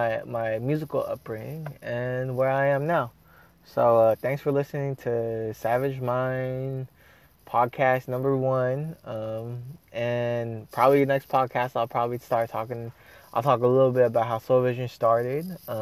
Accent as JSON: {"language": "English", "country": "Philippines", "moved": "yes", "lives_now": "United States", "said": "Now the only difference is that I'm Filipino. I'm a Filipino American immigrant, and I am telling my story."}